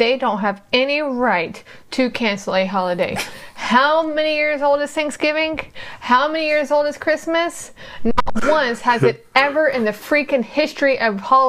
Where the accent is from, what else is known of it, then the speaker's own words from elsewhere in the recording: South Florida, United States; accent: hillbilly; moved away as an adult; also born or lived in Gainesville, Florida / Tennessee; But I was raised in South Florida.